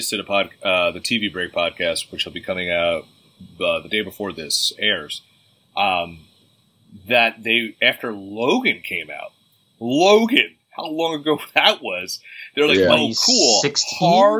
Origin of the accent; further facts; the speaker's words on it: Ireland; Being Irish and drunk half the time.